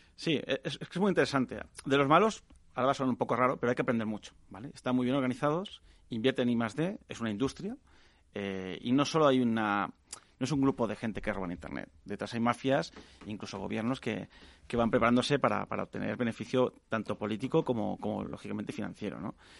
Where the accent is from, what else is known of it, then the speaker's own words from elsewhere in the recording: Catalonia, Spain; yo que soy catalana